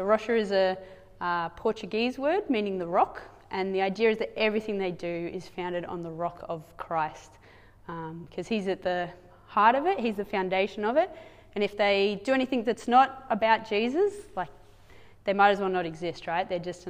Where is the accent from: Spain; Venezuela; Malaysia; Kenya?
Kenya; I grew up in Kenya. This is what you guys sent us to do all those years ago. Dad set up a medical clinic in one of the slums.